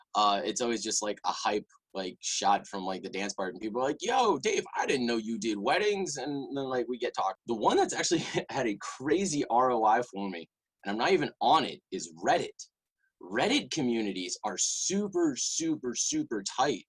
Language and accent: English; Richmond, Virginia, United States; also born or lived in Chapel Hill, North Carolina; I'm actually from Richmond, Virginia